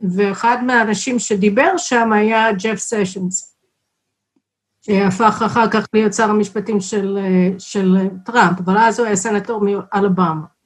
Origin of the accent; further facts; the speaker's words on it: Chicago, Illinois, United States; Hebrew is a second language; also born or lived in Texas; now in Israel; נולדתי בטקסס, אבל המשפחה שלי עברה לשיקגו כשהייתי בת שנה וחצי